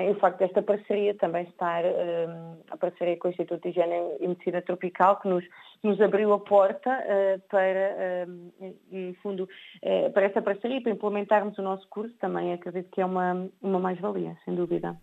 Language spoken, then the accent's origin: Portuguese; Portugal; sou portuguesa